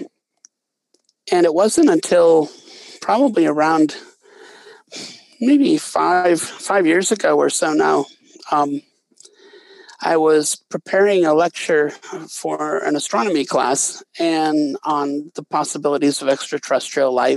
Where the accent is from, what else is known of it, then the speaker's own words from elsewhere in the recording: Wisconsin, United States; moved away as an adult; also born or lived in Bozeman, Montana; I grew up in Wisconsin, and I went to graduate school in Montana at Montana State University in Bozeman